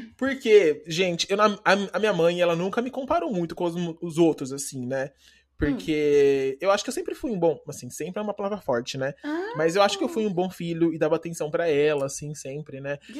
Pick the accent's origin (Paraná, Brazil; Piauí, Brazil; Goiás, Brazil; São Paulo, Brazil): Paraná, Brazil; moved away; also born or lived in Campinas; Eu eu morei muito tempo em Campinas, mas eu, mas eu sou do Paraná.